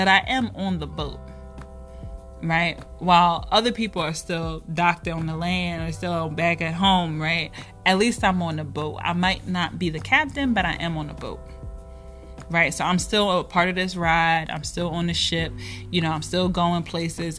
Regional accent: Philadelphia, Pennsylvania, United States; I'm from Philadelphia

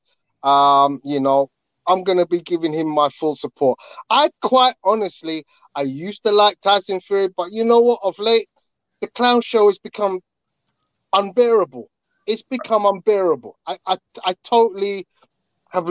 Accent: London, United Kingdom; in Wembley, so it's my hometown. It's my home

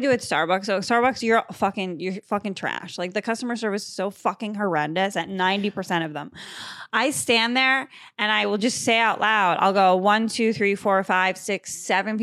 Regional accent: Massachusetts, United States; born or raised there; moved away as an adult; now in New York, United States

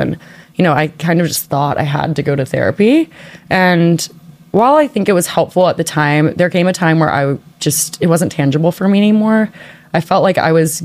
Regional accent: New Orleans, Louisiana, United States; moved away; I'm originally from New Orleans

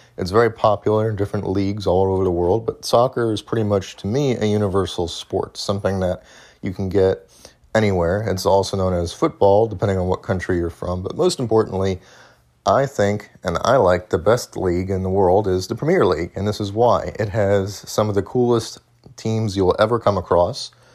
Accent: United States; as an American

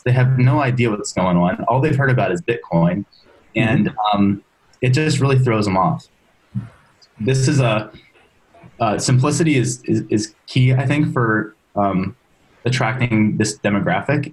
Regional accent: Maryland, United States; moved away as an adult; now in San Francisco, United States; I'm originally from Maryland

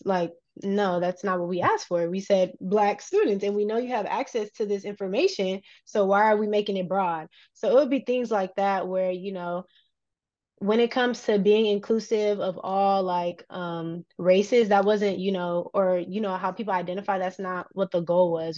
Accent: Los Angeles, California, United States; moved away as an adult; also born or lived in Louisiana; now in San Diego, United States; I love my hometown

